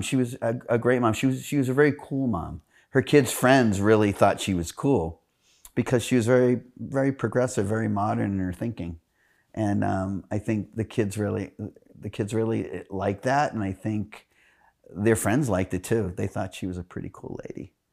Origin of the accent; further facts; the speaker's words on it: Manchester, New Hampshire, United States; now in Arizona, United States; I'm Carolyn's twin and brother. We grew up together in Manchester, New Hampshire.